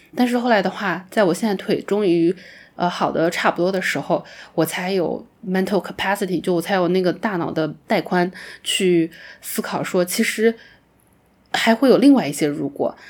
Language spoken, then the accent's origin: Chinese; Wenzhou, Zhejiang, China; moved away; 因为我有家庭啦，我有就是温州的这些习俗啊，我有家人对我的期待啦